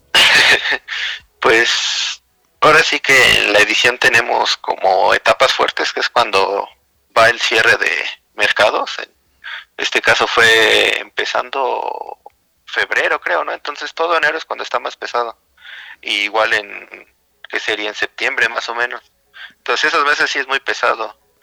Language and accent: Spanish; Mexico City, Mexico; soy de la Ciudad de México